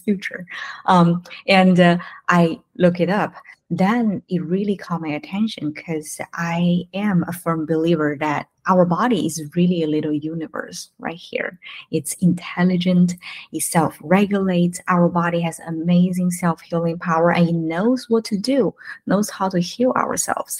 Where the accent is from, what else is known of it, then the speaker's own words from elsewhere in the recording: China; now in United States; we're from mainland China. We moved from China to the States 10 years ago.